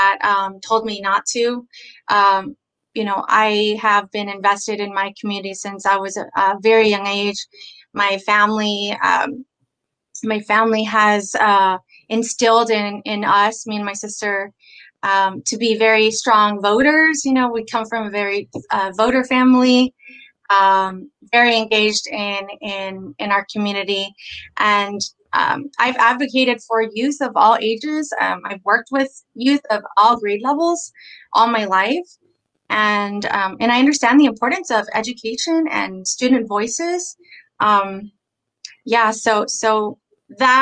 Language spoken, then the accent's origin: English; San Antonio, Texas, United States; I was born and raised here in San Antonio.